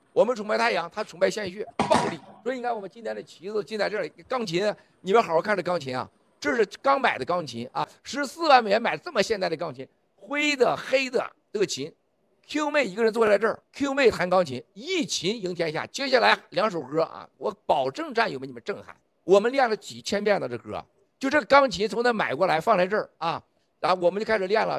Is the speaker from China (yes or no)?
yes; China; 我们中国人每个人都要懂一个道理